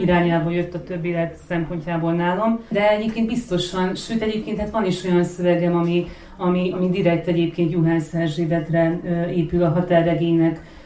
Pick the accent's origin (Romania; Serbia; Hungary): Serbia; Vojvodina; vajdasági származású vagyok